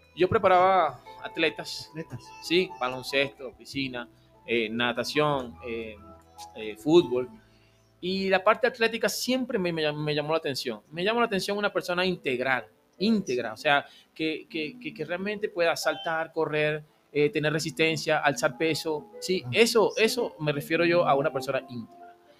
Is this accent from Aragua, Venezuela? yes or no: yes; Maracay, Aragua, Venezuela; moved away as an adult; also born or lived in Guayaquil, Ecuador; now in Ambato, Ecuador; Yo soy de la costa, yo soy de Aragua, Maracay.